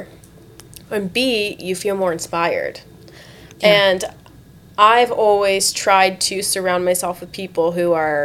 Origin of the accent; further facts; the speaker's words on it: South Florida, United States; also born or lived in Tampa, Florida; I grew up here in South Florida